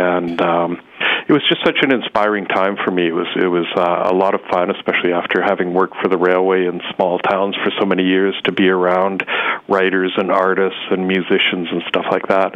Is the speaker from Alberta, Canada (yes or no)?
yes; Calgary, Alberta, Canada; moved away as an adult; also born or lived in Nelson; I grew up in Calgary, and I left home at quite an early age, as soon as I finished high school